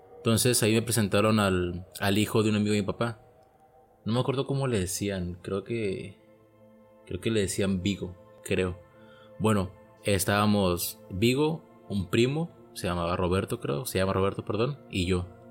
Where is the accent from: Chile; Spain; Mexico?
Mexico; soy de México